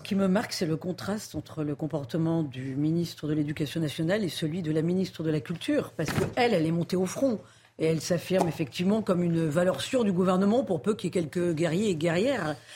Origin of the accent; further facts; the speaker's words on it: Saint-Raphaël, Provence-Alpes-Côte d'Azur, France; je suis de Saint-Raphaël